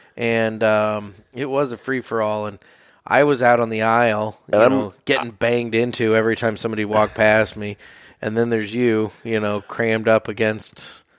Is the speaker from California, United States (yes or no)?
no; Tampa, Florida, United States; We're from Tampa. Blah, blah, blah.